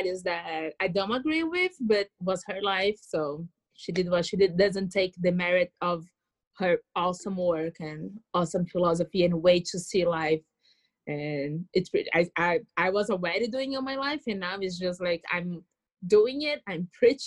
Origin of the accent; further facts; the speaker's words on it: Brazil; moved away as an adult; now in United States; I was born in Latin America